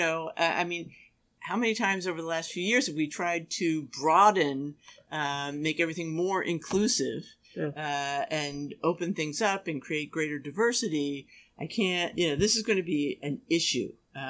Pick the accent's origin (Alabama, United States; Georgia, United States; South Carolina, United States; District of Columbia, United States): District of Columbia, United States; Washington; moved away; also born or lived in New York; I grew up in Washington, D.C., where all the museums are free.